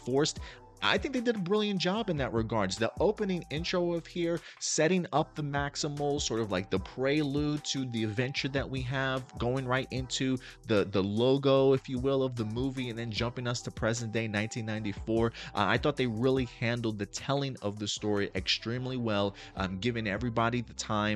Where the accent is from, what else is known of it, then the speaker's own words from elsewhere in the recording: New York City, New York, United States; I grew up in the Bronx and in Brooklyn during the 80s, during the 90s